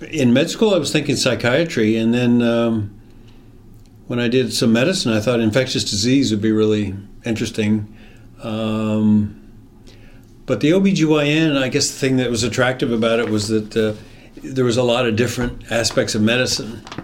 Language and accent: English; District of Columbia, United States; I grew up in the military, so we were all over the country. My dad was in the Air Force and spent most of our time in the D.C. area uh, in high school and all that.